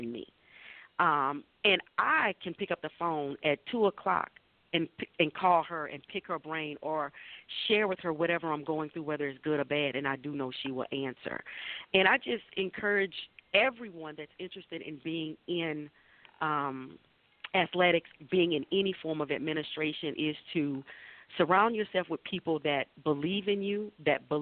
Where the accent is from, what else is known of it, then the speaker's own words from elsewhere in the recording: the South, United States; now in Sylvania, United States; I'm a Southerner